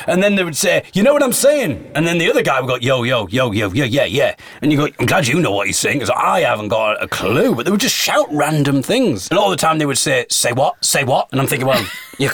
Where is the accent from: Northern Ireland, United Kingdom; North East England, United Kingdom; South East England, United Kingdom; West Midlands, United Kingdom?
North East England, United Kingdom; Teesside; growing up in Teesside, in the northeast of England, in a very white Caucasian kind of world